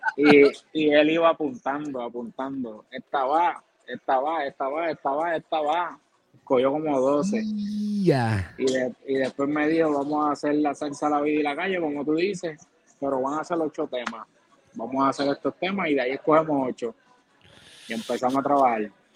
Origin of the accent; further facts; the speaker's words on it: Villalba, Puerto Rico; yo soy natural de Villalba, Villalba, Puerto Rico